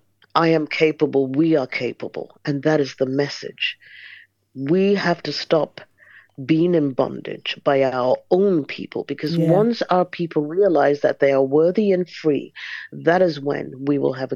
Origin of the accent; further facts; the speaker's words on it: Nigeria; Most people don't believe I'm Nigerian. In fact, I look in the mirror and I'm thinking, are you Nigerian?